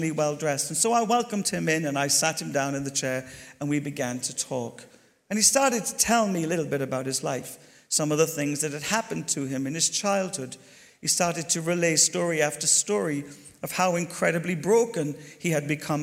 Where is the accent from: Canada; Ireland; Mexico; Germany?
Ireland; moved away; also born or lived in Glasgow / Bristol; I'm Irish